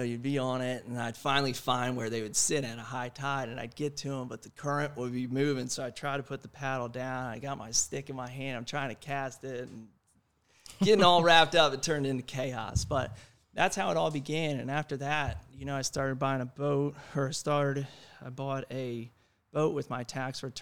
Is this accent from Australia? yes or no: no; Annapolis, Maryland, United States; moved away as an adult; also born or lived in Maine; now in Topsail Island, United States; I'm from Annapolis, Maryland